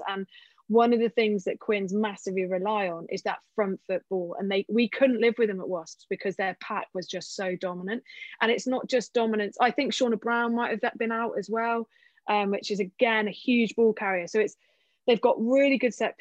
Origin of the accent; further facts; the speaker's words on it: England, United Kingdom; also born or lived in Cardiff; I was there as an English woman